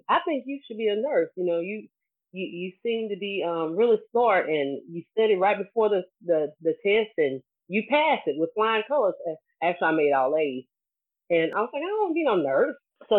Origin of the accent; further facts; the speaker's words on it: Calvert, Alabama, United States; moved away; I'm from Washington County, or right at the Washington Mobile County line. Most people know it as Calvert. However, I'm from an even smaller community called Powell Bayou. Yeah, but I'm from Powell Bayou, Red Dirt Road